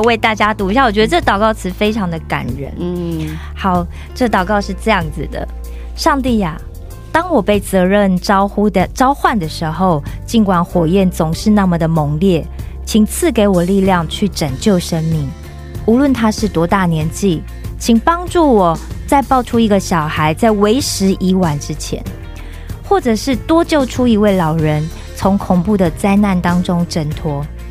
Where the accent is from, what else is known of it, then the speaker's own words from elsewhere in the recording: Taiwan; 因为台湾大部分就是，如果你在家里一定是妈妈做，然后其实我记得啦，就是我们会有一个观念，就是男生尽量不要下厨房。